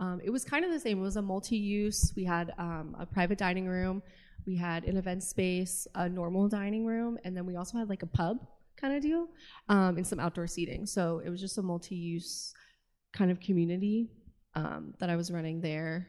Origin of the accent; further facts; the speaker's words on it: Virginia Beach, Virginia, United States; moved away as an adult; now in Richmond, United States; I grew up in Virginia Beach, and I've lived kind of all around Virginia.